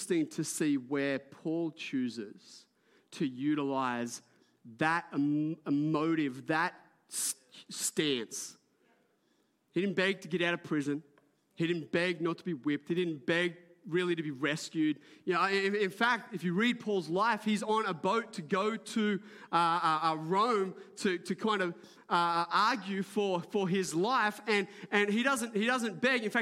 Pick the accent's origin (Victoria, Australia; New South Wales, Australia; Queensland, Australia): New South Wales, Australia; Port Macquarie; I grew up in Port Macquarie before it was built up